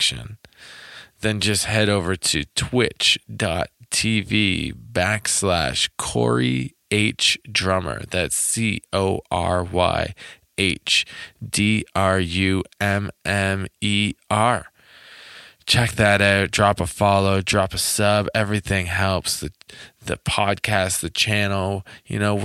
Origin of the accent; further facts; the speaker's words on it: Toronto, Ontario, Canada; I'm originally from Toronto